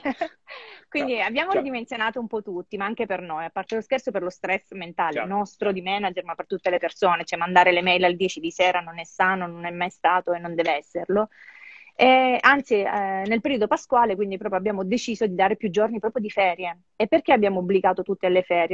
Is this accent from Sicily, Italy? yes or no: yes; Sicily, Italy; now in Milan, Italy; da buona siciliana